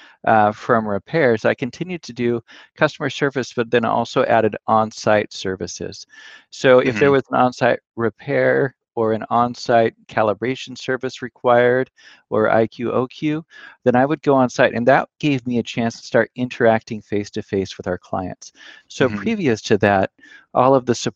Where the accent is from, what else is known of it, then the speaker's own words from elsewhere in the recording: Willamette Valley, Oregon, United States; moved away as an adult; also born or lived in Pullman, Washington; now in East Coast, United States; I was raised in the Willamette Valley in Oregon, and then was living in Pullman, Washington